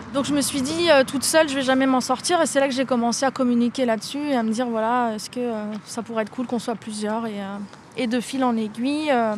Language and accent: French; Nantes, Pays de la Loire, France; en tant que Nantais